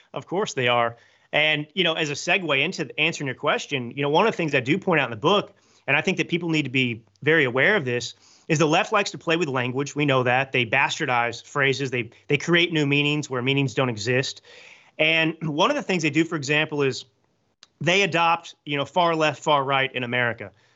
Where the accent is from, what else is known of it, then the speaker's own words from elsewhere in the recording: Texas, United States; moved away as an adult; also born or lived in New York City / Milan / Hollywood; I grew up in Texas to conservative parents